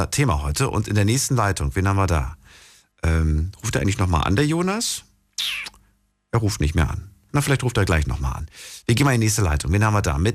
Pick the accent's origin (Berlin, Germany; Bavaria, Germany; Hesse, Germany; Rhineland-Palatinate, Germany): Hesse, Germany; Darmstadt; aus Darmstadt.